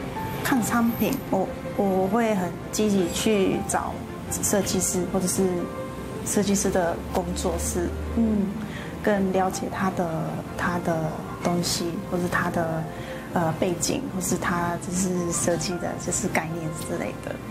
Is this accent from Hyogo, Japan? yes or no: yes; Kobe, Hyogo, Japan; Chinese is a second language; moved away as an adult; now in Taiwan